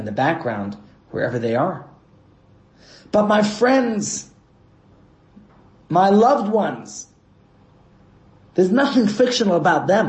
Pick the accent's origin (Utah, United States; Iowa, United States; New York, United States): New York, United States; New York City; moved away; I grew up in Brooklyn, New York, where our homes are attached to each other